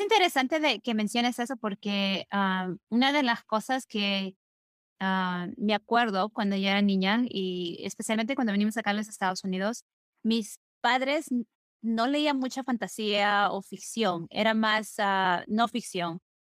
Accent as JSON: {"language": "Spanish", "region": "Lima", "country": "Peru", "tie": "born or raised there", "said": "Lima, donde nosotros, donde yo crecí"}